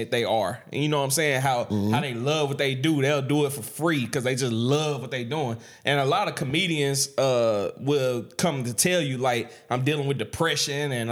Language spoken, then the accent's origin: English; Vidalia, United States; growing up in Vidalia